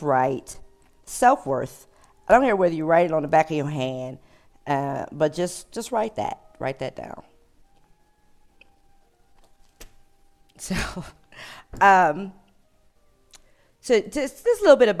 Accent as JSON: {"language": "English", "town": "Cleveland", "region": "Ohio", "country": "United States", "moved": "yes", "lives_now": "Hawaii, United States", "said": "I'm from Cleveland."}